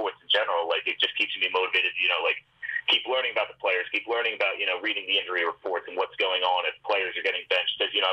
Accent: Northeast, United States; I'm from the Northeast area

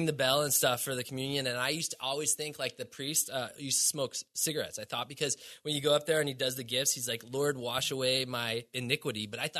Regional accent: Milwaukee, Wisconsin, United States; so I grew up in Milwaukee, Wisconsin, and I grew up snowboarding on a landfill, like 200 vertical feet.

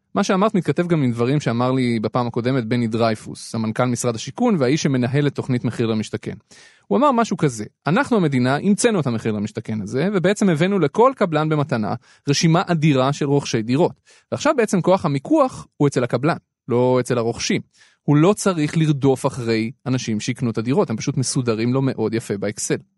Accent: Petah Tikva, Central District, Israel; אני גדלתי בפתח תקווה

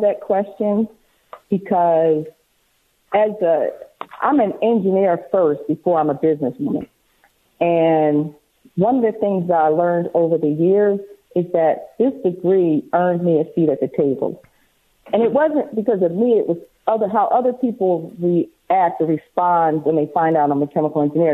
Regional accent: outside of Philadelphia, Pennsylvania, United States; I grew up on the East Coast in Philadelphia, well, outside of Philadelphia

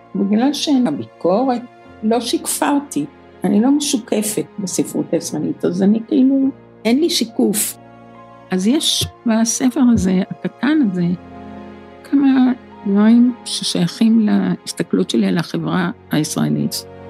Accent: Israel; כיוון שגדלתי בקיבוץ, אז הטבע היה מאוד קרוב אלינו

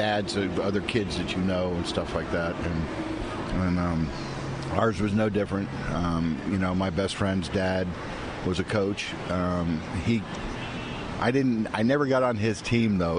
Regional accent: Miami, Florida, United States; I was growing up in Miami and in the Kendall area

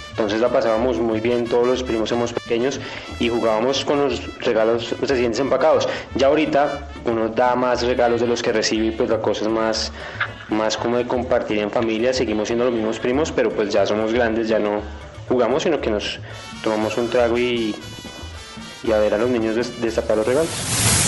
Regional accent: Bogotá, Colombia; yo siempre he estado sola acá con mi mamá

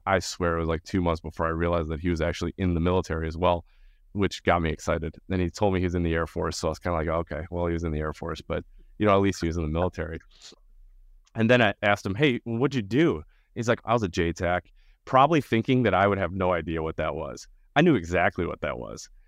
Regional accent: Winfield, Illinois, United States; I grew up in the suburbs of Chicago, the western suburbs of Chicago, in this tiny little town called Winfield

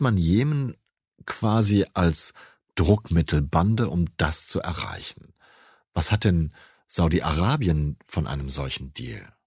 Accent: Germany; als Deutscher

